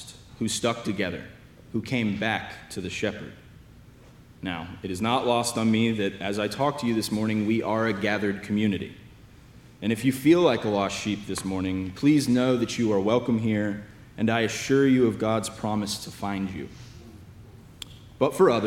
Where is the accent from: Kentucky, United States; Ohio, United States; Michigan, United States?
Kentucky, United States; Lexington; moved away as an adult; now in Austin, United States; I am from the Diocese of Lexington in Lexington, Kentucky.